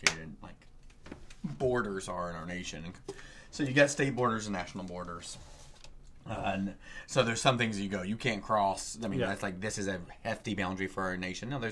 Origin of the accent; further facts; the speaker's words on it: the South, United States; moved away; I grew up in the South in fundamental churches.